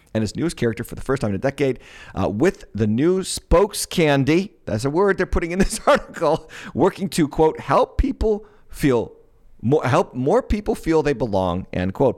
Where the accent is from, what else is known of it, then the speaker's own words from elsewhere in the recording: Massachusetts, United States; moved away; I was born and raised in Massachusetts. I got out of Massachusetts